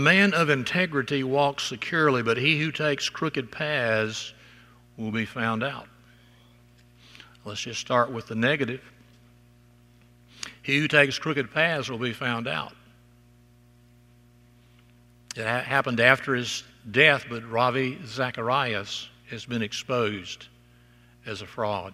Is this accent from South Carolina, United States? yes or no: no; South Alabama, United States; growing up in South Alabama